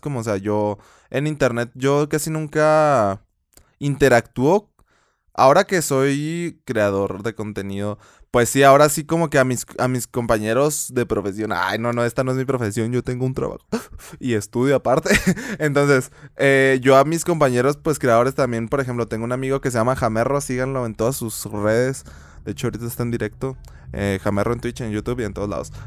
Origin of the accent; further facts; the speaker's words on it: Chihuahua, Mexico; accent: Chihuahua; se me sale el acento de Chihuahua